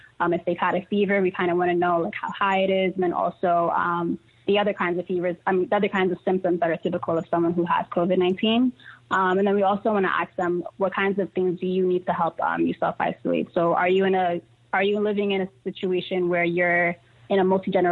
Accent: New York City, New York, United States; I grew up in Harlem

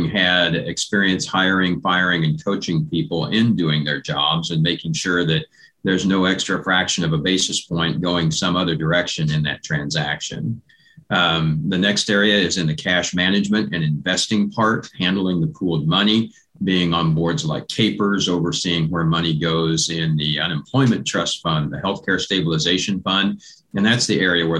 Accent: Assaria, Kansas, United States; being a fifth generation farmer where I grew up in Assyria. So I am still on the farm there at this point

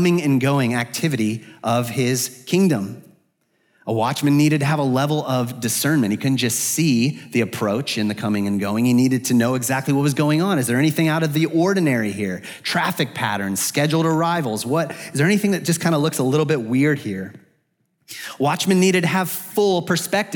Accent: Arizona, United States; moved away as an adult; now in Atlanta, United States; I'm from the West, I'm from Arizona

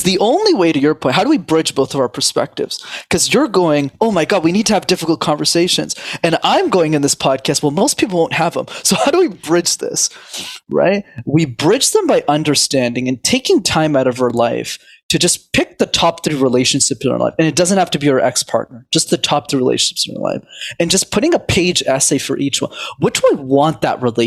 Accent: Canada; I was born in Canada, born and raised.

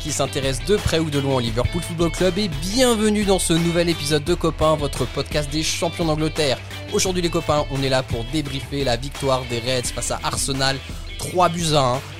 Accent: Belgium; je suis belge

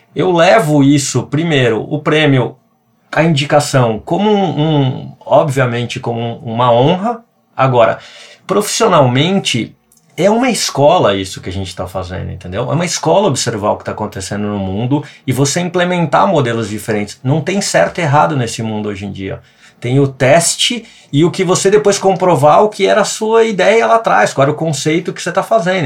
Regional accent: São Paulo, Brazil; moved away; also born or lived in Rio Grande do Sul; Eu vivi minha vida inteira em São Paulo

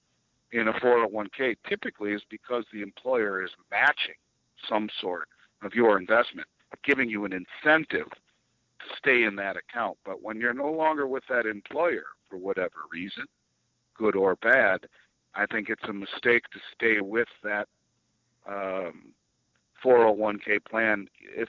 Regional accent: Minnesota, United States; Minnesota, my home state, as of last July

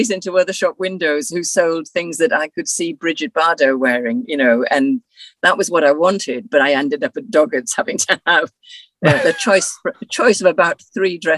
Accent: Weardale, North East England, United Kingdom; So I grew up really in Weardale and I still love it.

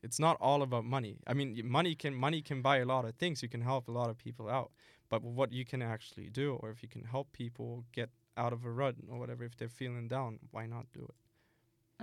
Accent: Germany; I started working uh, before the pandemic in Germany. This company in my hometown was searching for someone

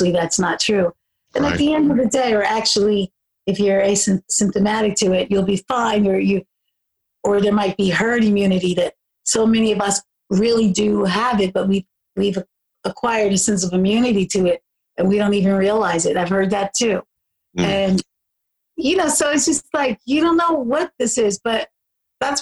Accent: Philadelphia, Pennsylvania, United States; moved away; I grew up in Southwest Philly and West Philly

